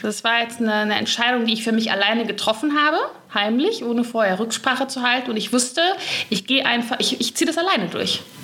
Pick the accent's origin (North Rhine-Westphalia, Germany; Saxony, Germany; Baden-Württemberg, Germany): North Rhine-Westphalia, Germany; Gelsenkirchen; ich komme aus Gelsenkirchen. Gelsenkirchen ist eigentlich so im Ruhrpott